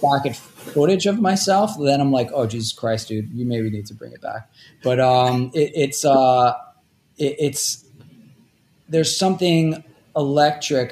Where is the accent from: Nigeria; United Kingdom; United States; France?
United States; New York City, New York; also born or lived in State College, Pennsylvania / Toledo, Ohio; I grew up in Rockaway uh, Beach, which is kind of like on the edge of Queens.